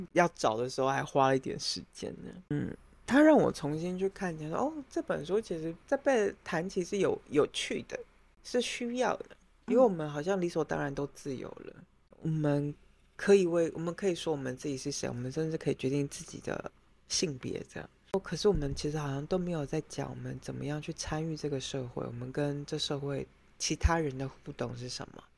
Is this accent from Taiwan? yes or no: yes; Taiwan; moved away as an adult; now in Europe; 我们台湾人